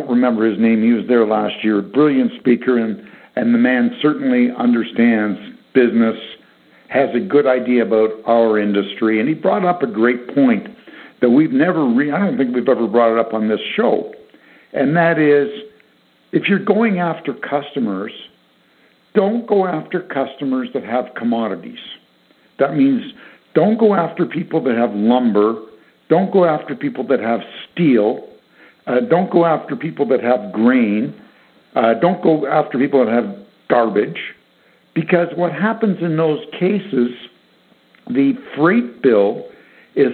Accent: Canada; being Canadian

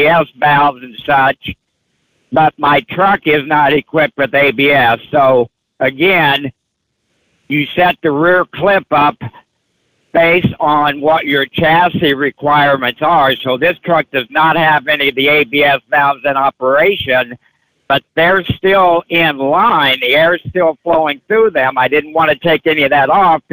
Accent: Peoria, Illinois, United States; I'm from Peoria

